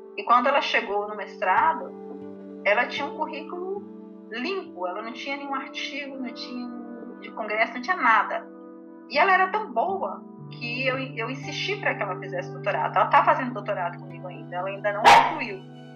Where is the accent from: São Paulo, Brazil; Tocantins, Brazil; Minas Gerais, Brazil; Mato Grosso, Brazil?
Tocantins, Brazil; interior of; also born or lived in Goiás; now in Rio de Janeiro, Brazil; Eu sou do interior do Tocantins, gente, sou do interior do Tocantins